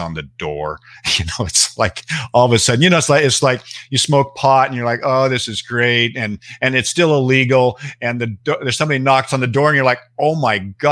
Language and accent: English; Seattle, Washington, United States; also born or lived in Bellingham, Washington; I was raised in Seattle